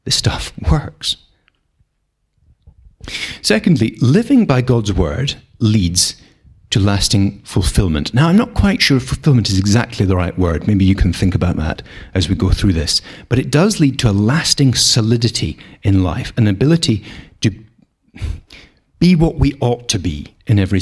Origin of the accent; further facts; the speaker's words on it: Scotland, United Kingdom; we're Scottish. We're not short of rain round here